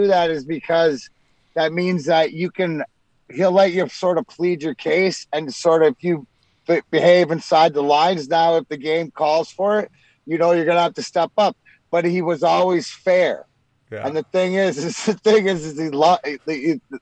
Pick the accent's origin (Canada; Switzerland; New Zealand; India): Canada; being Canadian kids